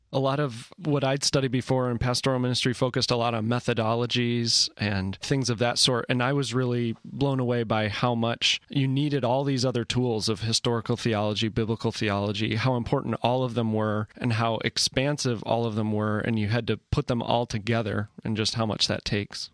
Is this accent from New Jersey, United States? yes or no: no; Buffalo, New York, United States; now in San Diego, United States; I'm originally from Buffalo, New York